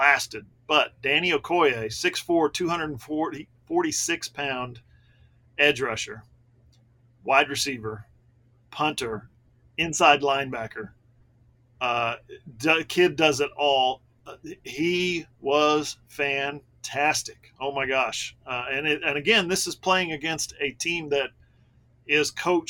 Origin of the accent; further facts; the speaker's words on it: Ada, Oklahoma, United States; my hometown, Ada, Oklahoma